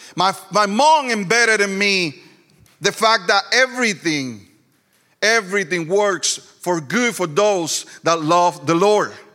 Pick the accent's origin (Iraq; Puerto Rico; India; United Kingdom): Puerto Rico; Ponce; first language Spanish; English is a second language; moved away as an adult; also born or lived in Florida / Greenville, South Carolina; now in Lyman, United States; I was born and raised in Puerto Rico